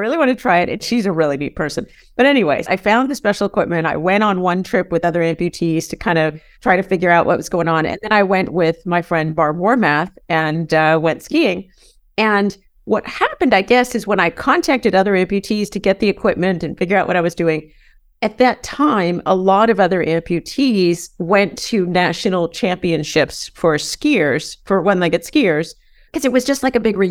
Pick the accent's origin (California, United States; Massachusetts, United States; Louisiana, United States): California, United States; San Diego; moved away as an adult; also born or lived in Vermont; So I grew up in San Diego